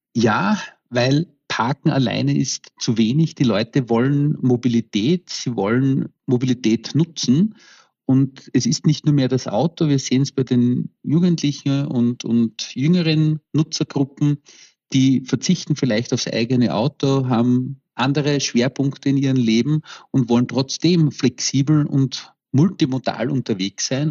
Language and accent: German; Vienna, Austria; ich komme aus Wien